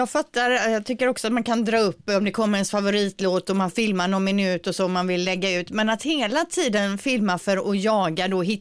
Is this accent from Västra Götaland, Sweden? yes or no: yes; Gothenburg, Västra Götaland, Sweden; Du är bra, jag är från Göteborg.